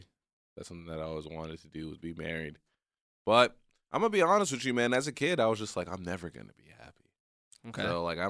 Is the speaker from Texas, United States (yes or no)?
yes; Texas, United States; we were at my childhood home, or, like, the home I grew up in Texas.